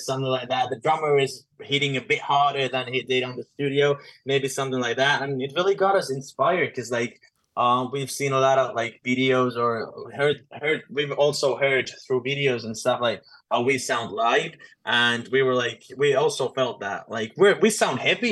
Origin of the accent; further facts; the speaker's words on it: Finland; We're from Finland